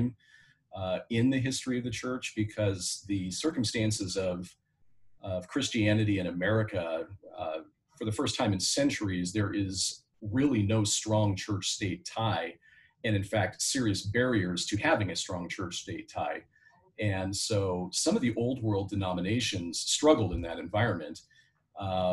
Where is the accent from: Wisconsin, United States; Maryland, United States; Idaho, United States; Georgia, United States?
Idaho, United States; I am from Idaho.